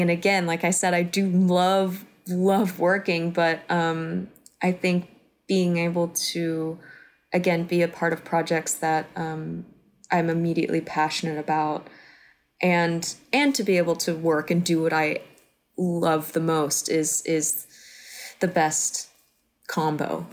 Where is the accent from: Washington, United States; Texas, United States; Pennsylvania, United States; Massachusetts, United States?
Texas, United States; moved away; I grew up in Texas